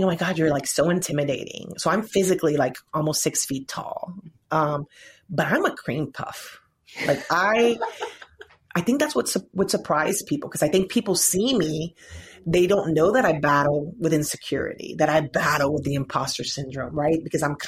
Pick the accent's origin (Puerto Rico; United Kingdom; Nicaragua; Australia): Puerto Rico; moved away; my people, my background, the culture. And if you guys could see like where I'm from, like growing up, there was a hurricane